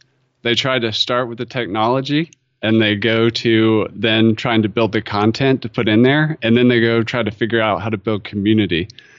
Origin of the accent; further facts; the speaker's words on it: North Carolina, United States; I grew up in North Carolina, and I figured out early on that I was really into the outdoors